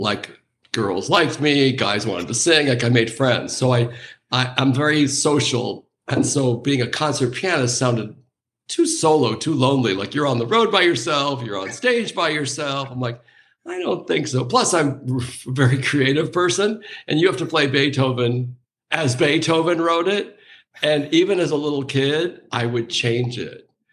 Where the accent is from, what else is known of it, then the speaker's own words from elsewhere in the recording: Anaheim, California, United States; I grew up near Disneyland, so this was in Anaheim